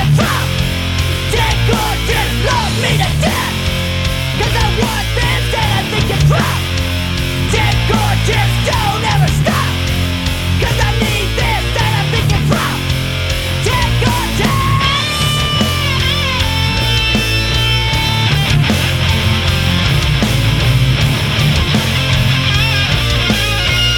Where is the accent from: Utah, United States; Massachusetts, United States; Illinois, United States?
Illinois, United States; Chicago; all these bands are from Chicago, so if you want to catch any of them, you got to come to my hometown